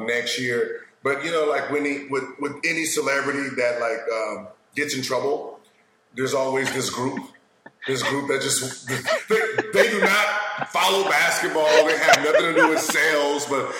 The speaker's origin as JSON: {"language": "English", "town": "Tampa", "region": "Florida", "country": "United States", "said": "I'm from Tampa, Florida"}